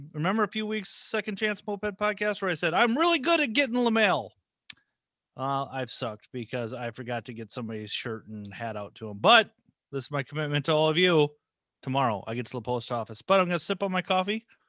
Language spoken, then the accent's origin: English; Minnesota, United States; I'm from Minnesota